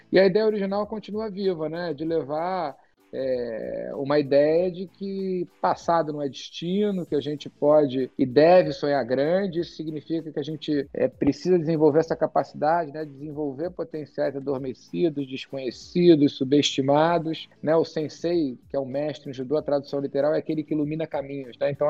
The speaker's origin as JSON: {"language": "Portuguese", "country": "Brazil", "tie": "born or raised there", "also_born_or_lived": "England / United States", "said": "Eu cresci com uma vida meio de nômade. Eu nasci na Inglaterra, meu pai na época estava estava fazendo doutorado em física nuclear, vim para o Brasil com dois anos. Depois dos 9 aos 11 eu morei fora de novo"}